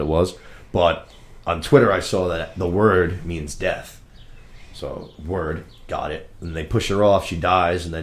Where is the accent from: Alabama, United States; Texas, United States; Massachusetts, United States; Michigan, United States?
Massachusetts, United States; We're from Massachusetts